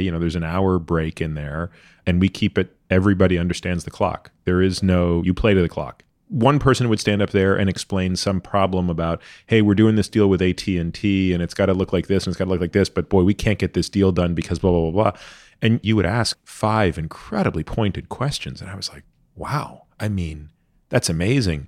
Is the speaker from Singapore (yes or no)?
no; Canada; I grew up in Canada